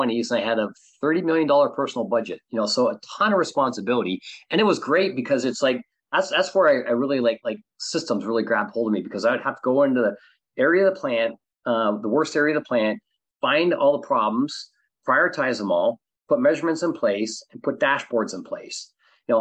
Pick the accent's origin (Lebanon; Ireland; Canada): Canada; also born or lived in Southern California; now in California, United States; I'm originally from Canada. I live in, California.